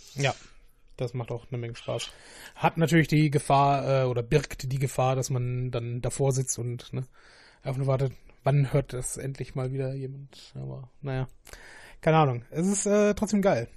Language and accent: German; Essen, North Rhine-Westphalia, Germany; wir sind ja beide Essener.